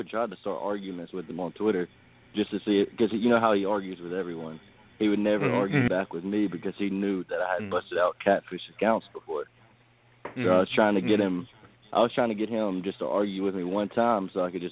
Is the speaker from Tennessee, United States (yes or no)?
yes; Tennessee, United States; I'm from Tennessee